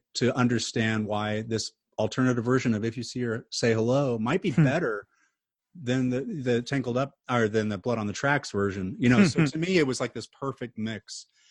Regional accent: Tulsa, Oklahoma, United States; I grew up in Tulsa, home of the Bob Dylan Archives.

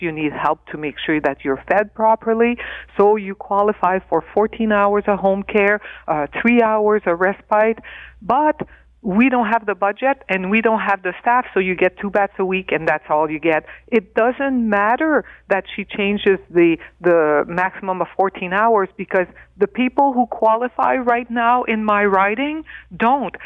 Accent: Northern Ontario, Canada; I come from Northern Ontario

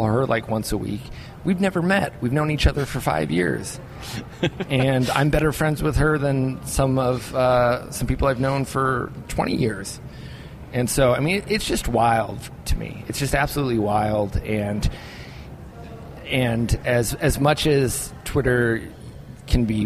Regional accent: Minnesota, United States; I'm from Minnesota.

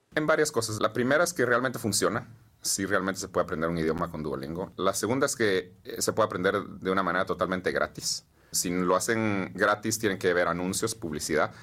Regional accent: Guatemala; moved away as an adult; now in United States; Nací y crecí en Guatemala.

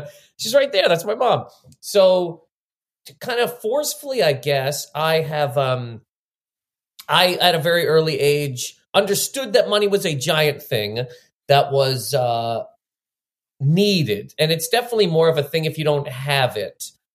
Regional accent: Halifax, Nova Scotia, Canada; now in New York, United States; so I grew up in Nova Scotia. I'm from Halifax, Nova Scotia

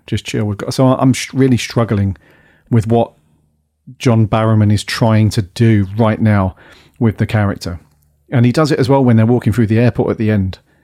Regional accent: Wales, United Kingdom; my bit of Welsh pride

